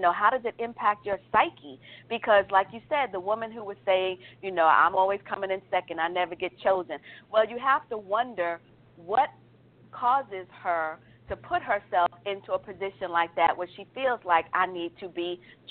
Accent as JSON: {"language": "English", "town": "New York City", "region": "New York", "country": "United States", "moved": "yes", "lives_now": "Alpharetta, United States", "said": "I may live in Alpharetta, but I'm from Brooklyn"}